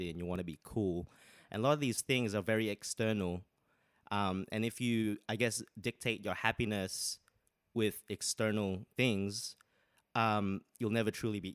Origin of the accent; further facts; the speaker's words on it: Sydney, New South Wales, Australia; moved away as an adult; now in London, United Kingdom; I'm from originally from Sydney, Australia. Moved here two years ago, but now I'm here. London, baby.